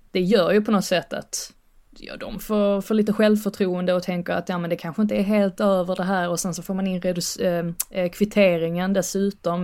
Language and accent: Swedish; Sweden; moved away as an adult; also born or lived in England; now in United Kingdom; nästan som att vara hemma i Sverige